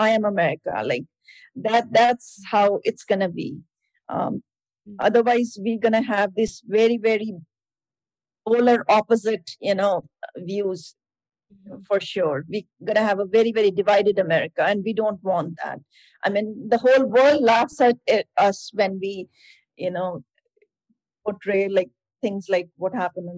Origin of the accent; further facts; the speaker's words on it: India; now in Erie, United States; my parents, yes, they originally from India